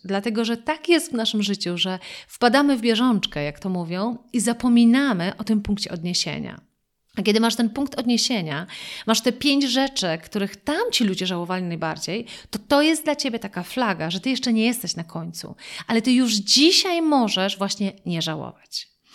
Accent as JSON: {"language": "Polish", "town": "Wrocław", "region": "Lower Silesian Voivodeship", "country": "Poland", "said": "ja pochodzę z Wrocławia"}